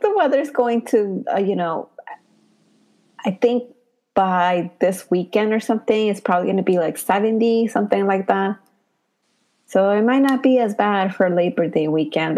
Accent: Puebla, Mexico; now in New York, United States; I am from Puebla

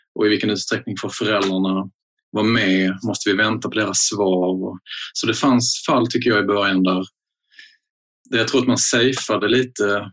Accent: Skåne, Sweden; jag som en skåning

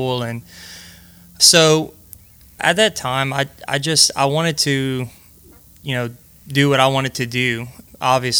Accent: Breaux Bridge, Louisiana, United States; I was born and raised right in Brobridge, Louisiana

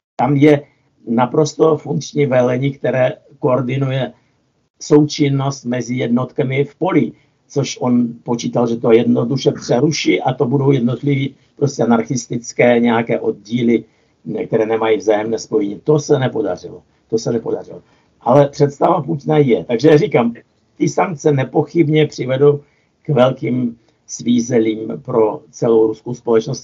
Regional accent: Kyiv, Ukraine; moved away; já, který jsem se narodil v Kijevě

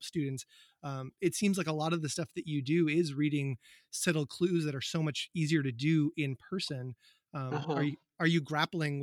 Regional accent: UMass hometown, Massachusetts, United States; But I also went to college in my hometown. So I grew up there

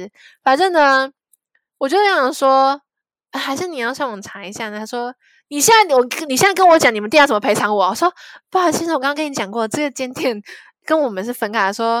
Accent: Zhongli, Taoyuan, Taiwan; 因为我在桃园，我我是桃园人，我算中坜人，反正我在桃园那边的。

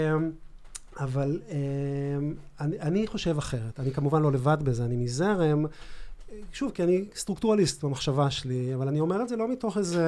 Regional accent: Ramat HaSharon, Tel Aviv District, Israel; אני גדלתי ברמת שרון

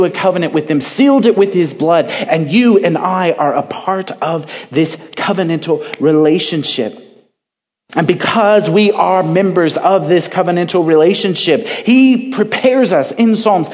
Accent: Central California, United States; I'm from California, Central California

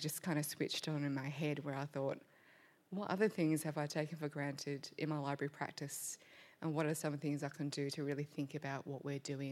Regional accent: Australia; first language English; I was born in Australia, English is my first language, but I have a complicated relationship with my Vietnamese heritage

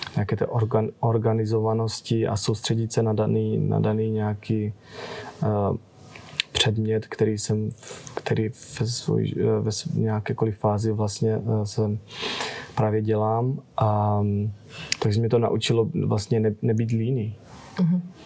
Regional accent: Nový Jičín, Moravian-Silesian Region, Czechia; moved away as an adult; now in United States; jsem stále v kontaktu s mojí, s mojí rodinou tady z, z Nového Jičína

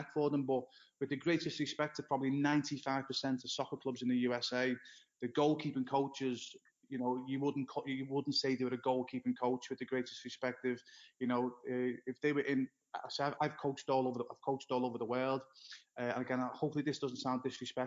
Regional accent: Liverpool, North West England, United Kingdom; moved away as an adult; now in Florida, United States; my hometown is Liverpool, in England

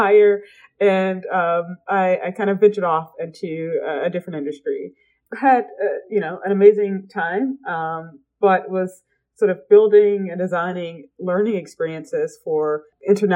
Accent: Atlanta, Georgia, United States; I grew up in Atlanta. I like to say it's like the area that … raps about

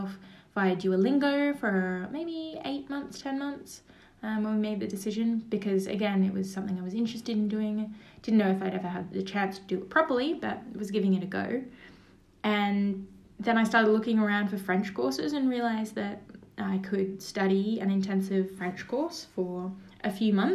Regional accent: Australia; moved away as an adult; also born or lived in Cologne, Germany; now in Paris, France; as an Australian

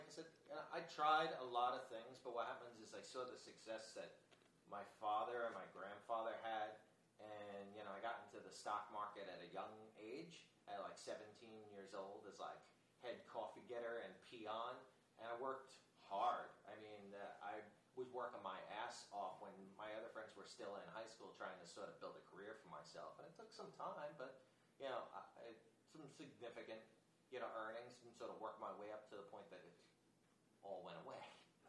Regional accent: Freeport, New York, United States; moved away as an adult; now in Jacksonville, United States; my parents had lived in a town called Freeport, sort of a young town, big port city sort of thing, and I was born in a hospital close from Rockville Center, South Nassau.

